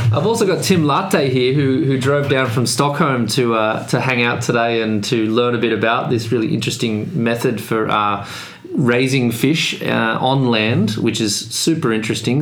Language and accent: English; Australia; now in Sweden; as an Australian